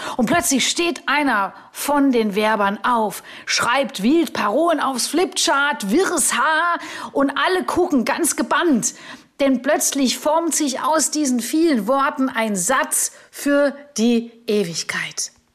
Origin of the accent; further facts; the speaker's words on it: Augsburg, Bavaria, Germany; da war ich in Augsburg unterwegs, meiner Heimatstadt